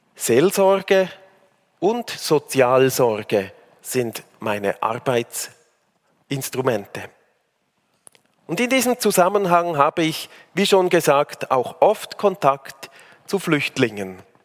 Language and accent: German; Switzerland; also born or lived in Africa / Bern / Aargau / Zurich; now in Uster, Switzerland; In Afrika geboren, im Rheintal aufgewachsen